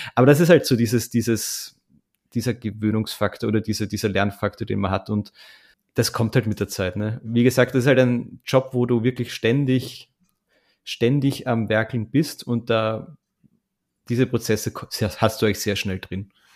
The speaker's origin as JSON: {"language": "German", "country": "Austria", "said": "als Österreicher"}